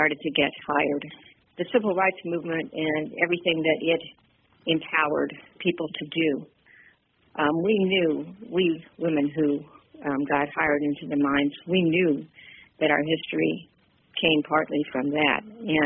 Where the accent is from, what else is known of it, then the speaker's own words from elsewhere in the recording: West Coast, United States; now in Pittsburgh, United States; I'm originally actually from the West Coast, traveled quite a bit since I left there